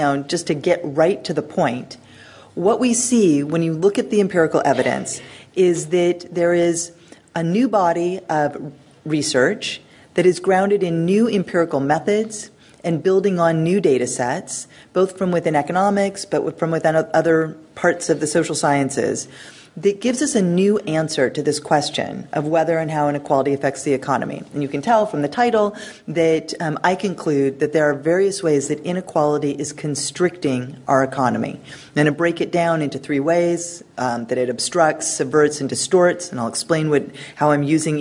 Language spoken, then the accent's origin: English; United States; I'm an American, you can tell from the way I talk